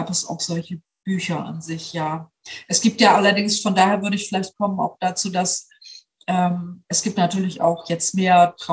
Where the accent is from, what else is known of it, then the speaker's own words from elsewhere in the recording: Bremen, Germany; ich komme ja nun aus Bremen, ich lebe in Bremen